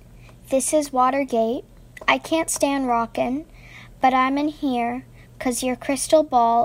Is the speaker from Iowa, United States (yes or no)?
no; New York City, New York, United States; I'm 9 years old, and I'm from Brooklyn, New York.